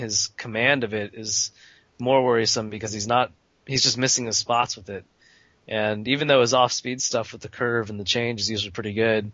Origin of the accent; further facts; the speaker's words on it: Palo Alto, California, United States; grew up in my hometown of Palo Alto